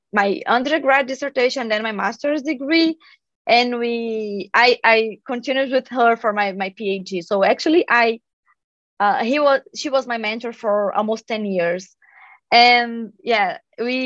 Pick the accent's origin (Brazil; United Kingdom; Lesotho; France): Brazil; moved away as an adult; now in Stanford, United States; I was part of the science club in my high school back in Brazil, because I'm from Brazil.